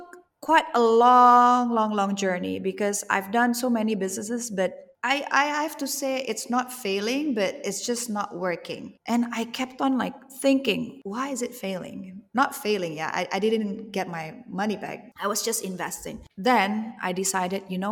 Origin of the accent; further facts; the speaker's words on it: Bali, Indonesia; I grew up in Bali